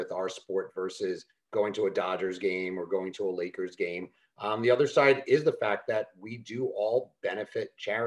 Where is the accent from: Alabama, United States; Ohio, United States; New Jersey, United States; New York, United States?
New York, United States; moved away as an adult; now in Los Angeles, United States; Started off in my hometown, New York